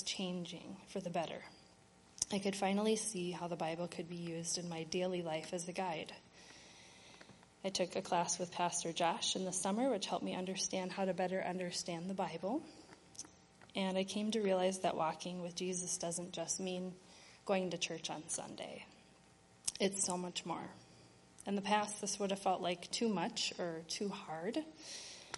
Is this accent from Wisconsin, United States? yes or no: yes; Wisconsin, United States; moved away as an adult; also born or lived in Minnesota; I grew up in Wisconsin in a Lutheran family